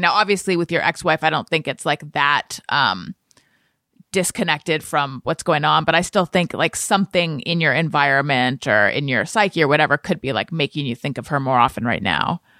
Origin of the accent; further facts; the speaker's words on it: Southern California, United States; moved away; also born or lived in New York; I was born in Northern California, grew up in Southern California